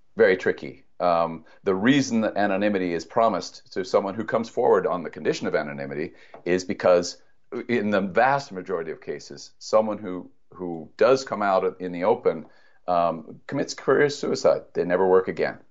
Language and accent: English; United States; We, as American citizens